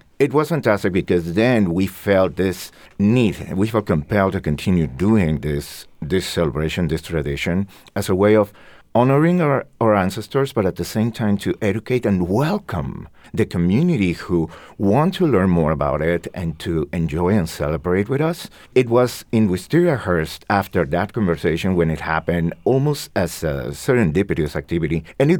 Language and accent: English; Mexico City, Mexico; now in Holyoke, United States; I'm born and raised in Mexico City.